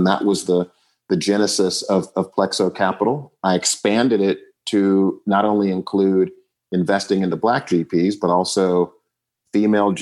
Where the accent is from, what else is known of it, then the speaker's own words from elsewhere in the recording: Oakland, California, United States; also born or lived in Virginia / Chicago; I grew up in the Bay Area in Oakland, California